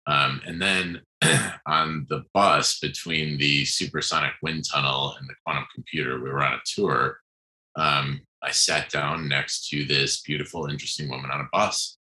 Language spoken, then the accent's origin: English; North Shore suburbs of Chicago, Illinois, United States; moved away as an adult; also born or lived in Austin, Texas / Bay Area, California; I'm actually originally from the Midwest. I grew up near Chicago in the on the North Shore, in the suburbs there, and I escaped as soon as I could and lived out. some wonderful years in my 20s in Austin, Texas